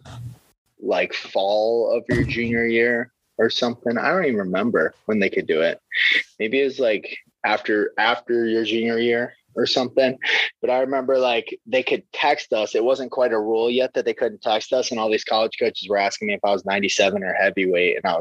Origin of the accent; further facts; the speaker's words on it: Waverly, Iowa, United States; I just needed to get away from my hometown